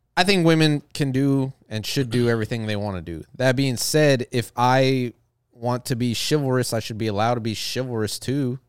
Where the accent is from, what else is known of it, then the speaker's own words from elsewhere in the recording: the South, United States; I'm from the South